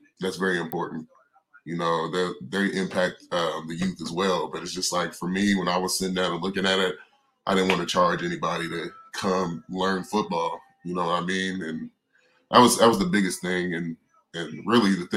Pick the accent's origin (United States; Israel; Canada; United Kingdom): United States; Owensboro, Kentucky; my hometown. Like I'm born and raised, stayed there until I was about four in Owensboro